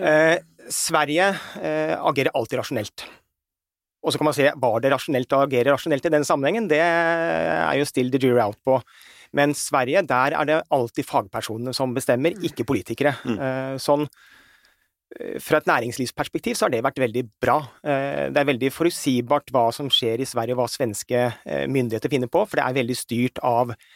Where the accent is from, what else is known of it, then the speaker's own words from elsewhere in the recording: Norway; Vi som nordmenn